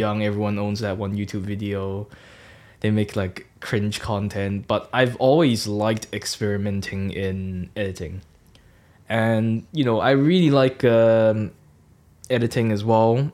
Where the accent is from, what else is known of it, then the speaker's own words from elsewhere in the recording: Hong Kong; now in Norwich, United Kingdom; I'm from Hong Kong, and I've been in the U K, gosh, for seven years now